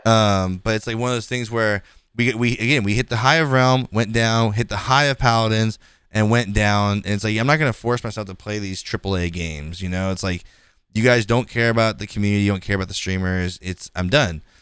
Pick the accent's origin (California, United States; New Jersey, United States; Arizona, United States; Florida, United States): California, United States; I'm from California